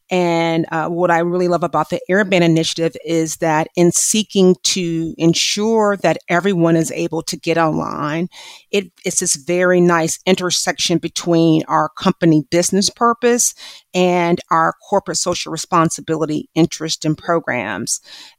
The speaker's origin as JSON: {"language": "English", "region": "Midwest", "country": "United States", "tie": "born or raised there", "said": "growing up in the Midwest to a single parent"}